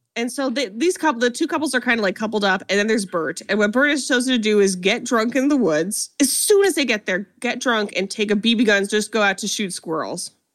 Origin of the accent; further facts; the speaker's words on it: Ohio, United States; I'm from Ohio